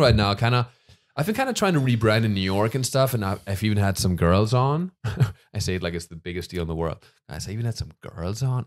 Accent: Germany; moved away; I'm from Germany.

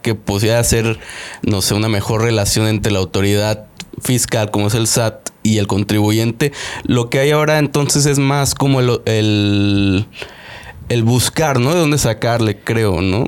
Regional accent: Mexico

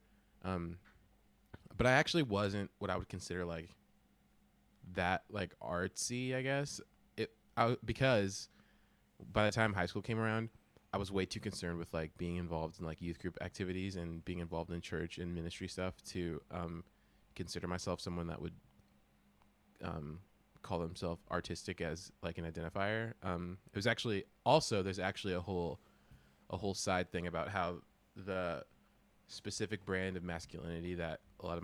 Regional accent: California, United States; I'm from California

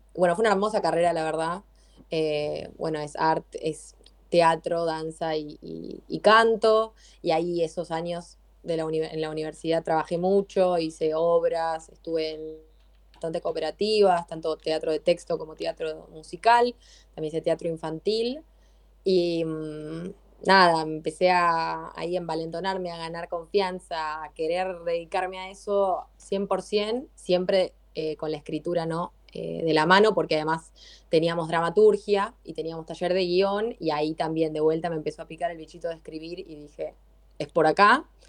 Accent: Adrogué, Buenos Aires Province, Argentina; Yo soy de Adrogué

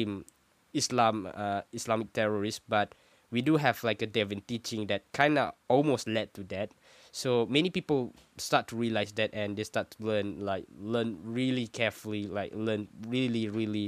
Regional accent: Malaysia; I'm from Malaysia, and it's a Muslim majority country

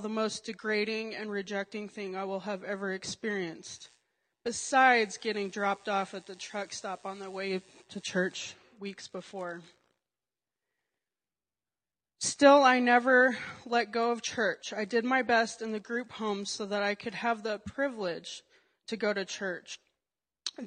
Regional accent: Colorado, United States; also born or lived in Alabama; I was born and raised in Colorado

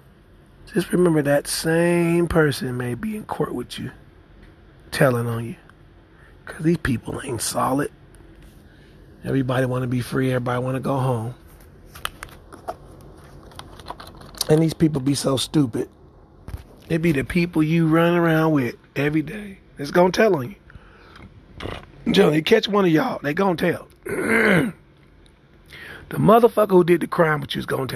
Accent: Kansas City, Missouri, United States; my hometown, Kansas City, Missouri

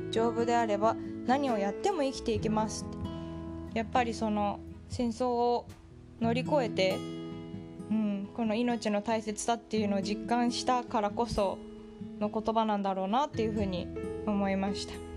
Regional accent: Japan; moved away as an adult; 日本人だけれども帰国子女

